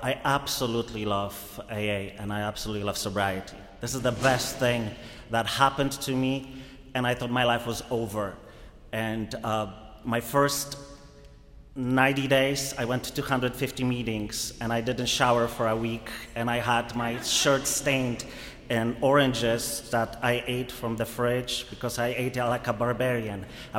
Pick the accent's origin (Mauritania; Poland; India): Poland; now in United States; I am truly, I came from Poland 15 years ago to the US.